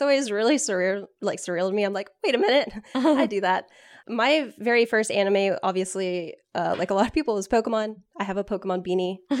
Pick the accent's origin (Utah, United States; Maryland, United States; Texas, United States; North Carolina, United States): Texas, United States; Austin; I grew up in Austin